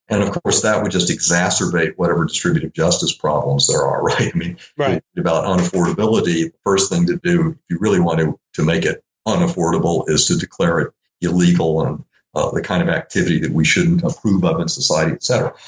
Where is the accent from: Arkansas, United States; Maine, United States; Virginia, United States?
Arkansas, United States; Little Rock; I grew up in Little Rock, Arkansas